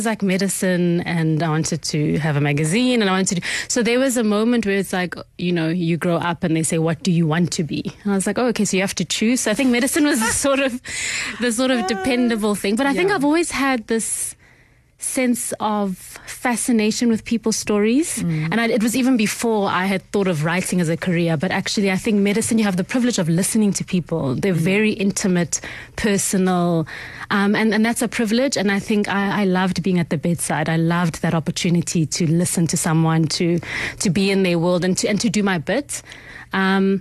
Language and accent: English; Midrand, Gauteng, South Africa; also born or lived in Mamelodi / Soshanguve; I was born in Mamelodi. I didn't live there very long. We lived in Soshanguve, then we moved to Midrand. And I would say most of my sort of upbringing happened in kind of the Midrand, sort of between Johannesburg and Pretoria.